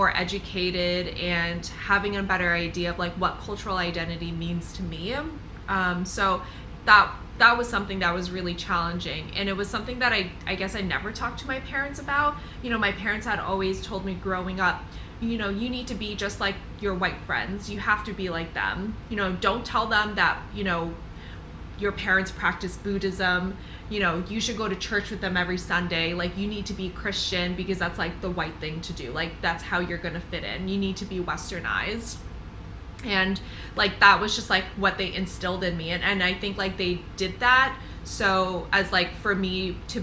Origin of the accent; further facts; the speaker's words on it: United States; I'm like a first generation, like American